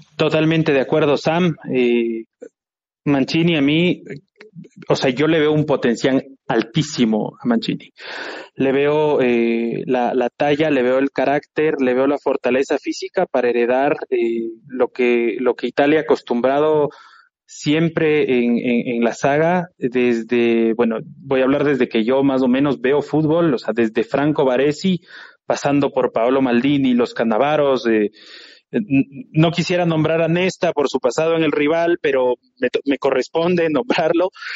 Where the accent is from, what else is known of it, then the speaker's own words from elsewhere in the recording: Ecuador; yo soy ecuatoriano